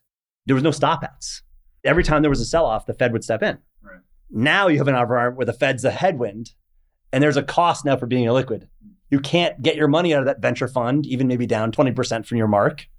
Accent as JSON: {"language": "English", "region": "New York suburbs", "country": "United States", "tie": "born or raised there", "also_born_or_lived": "Paris, France", "said": "I was born in Paris, moved to the States when I was four, grew up in the New York suburbs"}